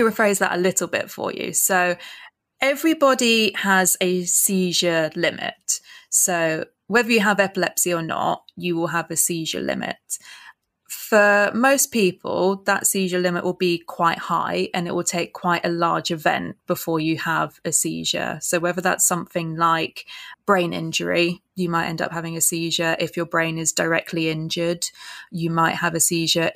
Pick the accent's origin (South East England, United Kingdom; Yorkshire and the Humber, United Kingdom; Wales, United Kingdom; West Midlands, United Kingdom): South East England, United Kingdom; Reading; moved away as an adult; also born or lived in Kingston upon Thames, London; now in London, United Kingdom; We grew up in Reading area, so West Berkshire area